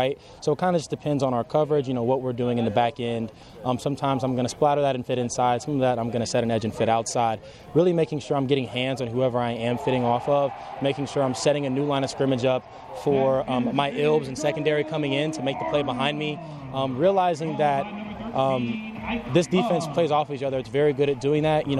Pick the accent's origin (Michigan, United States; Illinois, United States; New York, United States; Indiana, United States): Indiana, United States; New Albany; moved away as an adult; I grew up in New Albany, Indiana all my life